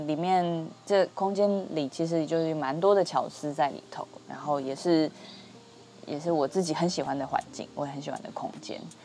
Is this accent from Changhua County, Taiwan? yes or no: no; Taichung, Taiwan; moved away; 因为我老家在台中嘛